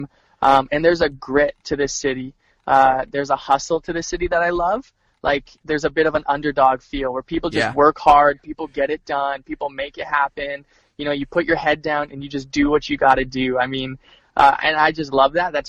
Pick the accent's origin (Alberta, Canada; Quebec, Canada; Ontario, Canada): Alberta, Canada; Edmonton; moved away as an adult; now in Winnipeg, Canada; we're originally from Edmonton